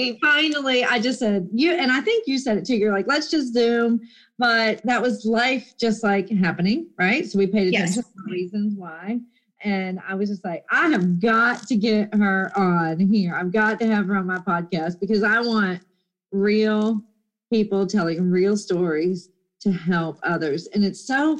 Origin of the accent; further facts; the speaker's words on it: Florida, United States; also born or lived in Jacksonville; We live in Florida, and I'm a native.